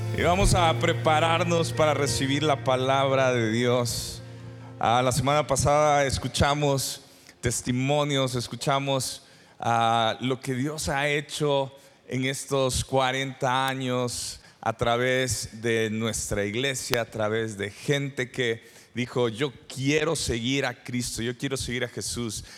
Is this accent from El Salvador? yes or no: yes; San Salvador, El Salvador; moved away as an adult; also born or lived in Durango, Mexico; now in Parral, Mexico; yo soy originario del El Salvador, de San Salvador, y me vine a estudiar a Durango, México